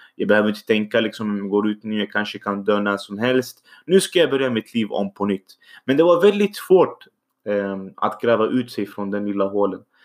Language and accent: Swedish; Syria; Swedish is a second language; also born or lived in Iraq; now in Sweden; min bakgrund är egentligen att jag kommer från Syrien. Eh, så jag kom från krig. Jag är egentligen född då i Irak